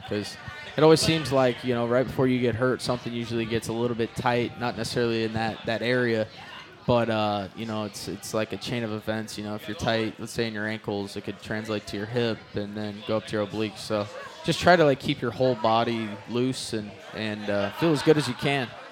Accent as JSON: {"language": "English", "town": "Yuba City", "region": "California", "country": "United States", "tie": "born or raised there", "said": "north of Yuba City, where I grew up."}